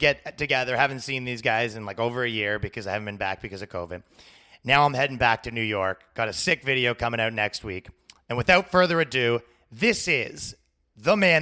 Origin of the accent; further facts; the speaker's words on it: Toronto, Ontario, Canada; moved away; I'm set up here in Toronto